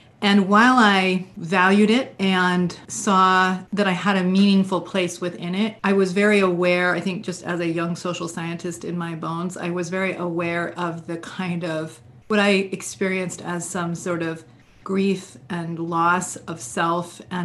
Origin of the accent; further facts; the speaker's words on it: Vermont, United States; I grew up in Vermont.